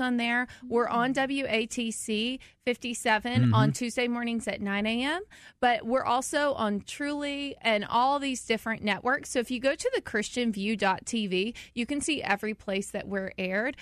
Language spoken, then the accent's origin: English; the South, United States; I'm from the South